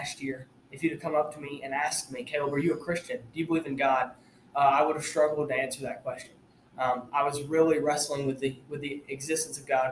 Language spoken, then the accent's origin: English; Armuchee, Georgia, United States; now in Tennessee, United States; I'm from Northwest Georgia, from a little town called Armurchie. It's just north of Rome